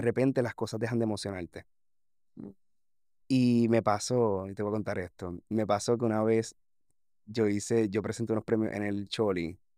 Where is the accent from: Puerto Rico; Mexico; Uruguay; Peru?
Puerto Rico; reflejar lo que realmente pasa a un grado en mi país